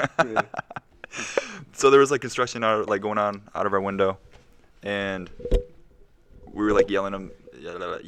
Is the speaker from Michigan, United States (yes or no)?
yes; Dearborn, Michigan, United States; I'm from Dearborn